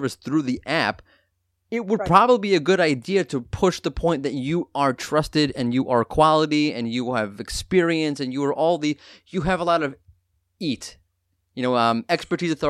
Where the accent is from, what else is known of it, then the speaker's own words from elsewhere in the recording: New York, United States; I'm from New York